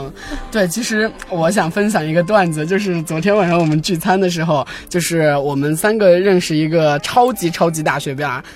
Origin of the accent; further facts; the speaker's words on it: a small town in Sichuan, China; first language Chinese; 因为我是生在一个四川的一个小镇上，然后本身是高中之前都一直在那个小镇上。